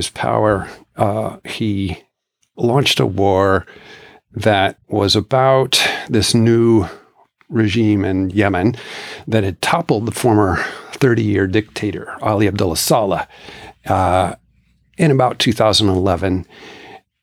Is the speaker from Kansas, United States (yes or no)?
yes; Kansas, United States; moved away as an adult; also born or lived in Midwest / Tunisia; now in Davis, United States; I was born in Kansas